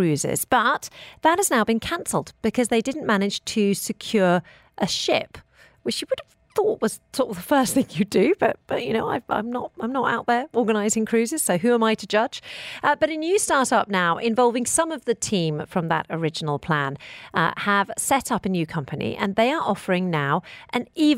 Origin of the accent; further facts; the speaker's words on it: United Kingdom; now in United Arab Emirates; when I was growing up in the United Kingdom